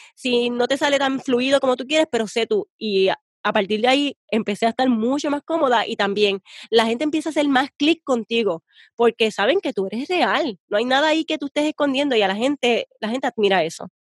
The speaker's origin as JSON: {"language": "Spanish", "country": "Puerto Rico", "said": "yo soy bien puertorriqueña"}